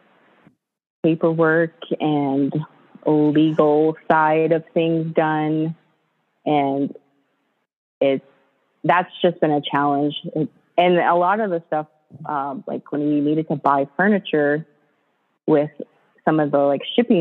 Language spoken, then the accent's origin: English; East Coast, United States; moved away; also born or lived in California; I grew up on the East Coast